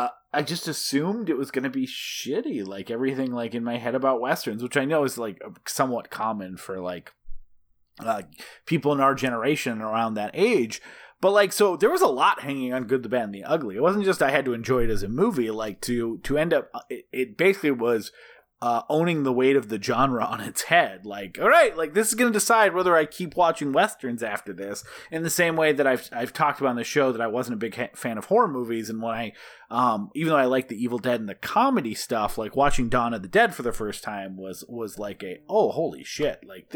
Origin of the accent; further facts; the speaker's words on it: Midwest, United States; I grew up in the Midwest, and I fucking don't like, I actually think like open plains is kind of ugly.